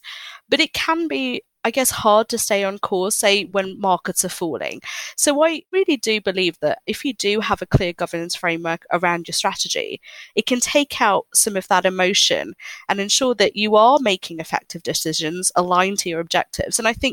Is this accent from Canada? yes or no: no; Hong Kong; I grew up in Hong Kong